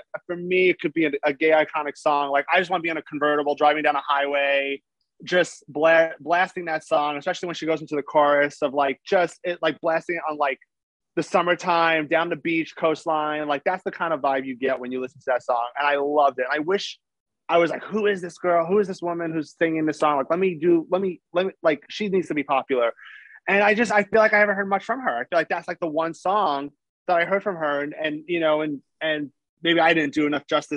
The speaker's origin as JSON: {"language": "English", "town": "New York City", "region": "New York", "country": "United States", "tie": "born or raised there", "moved": "as an adult", "said": "I'm from Staten Island, New York originally. And it just brought me back to the days I was a kid playing with my friends"}